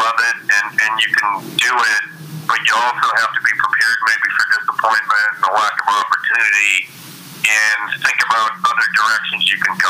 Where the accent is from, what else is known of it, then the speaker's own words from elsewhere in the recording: Maine, United States; also born or lived in Cincinnati / Denver; now in Philadelphia, United States; I grew up in New England. I grew up in Maine